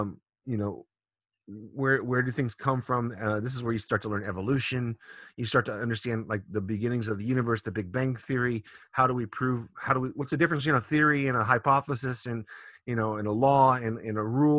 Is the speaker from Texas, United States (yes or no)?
yes; Texas, United States; now in Japan; I'm from Texas, so there's obviously that's in the middle of the Bible Belt